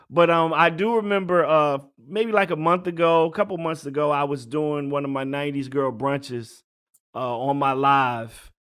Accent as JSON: {"language": "English", "region": "Virginia", "country": "United States", "tie": "born or raised there", "said": "I grew up in Virginia"}